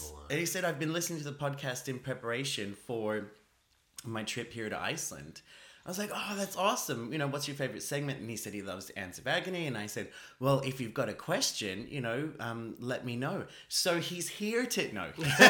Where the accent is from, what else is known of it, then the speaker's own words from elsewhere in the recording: Australia; I'm an Australian.